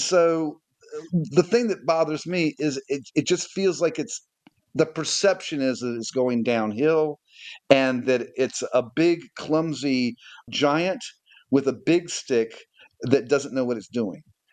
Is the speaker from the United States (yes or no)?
yes; United States; moved away as an adult; also born or lived in England; now in Netherlands; as an American English person here, because my dad's English